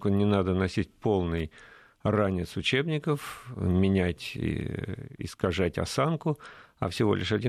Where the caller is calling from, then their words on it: Tula Oblast, Russia; мы вас беспокоим из Тульской области.